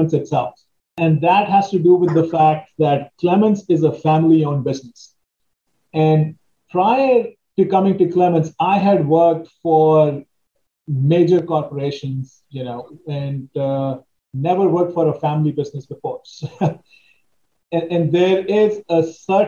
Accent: India; now in Washington, D.C., United States; as I was growing up in India

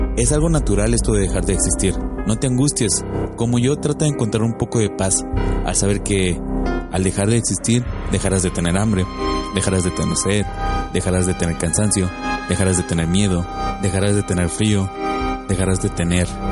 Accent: Monterrey, Nuevo León, Mexico; El Monterrey, de donde yo soy

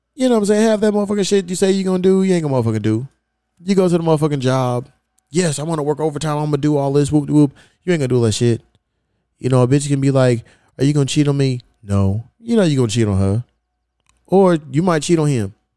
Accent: Louisville, Kentucky, United States; moved away as an adult; now in Los Angeles, United States; I ain't have no team growing up. You know, I'm from Louisville, Kentucky. We ain't had no pro team

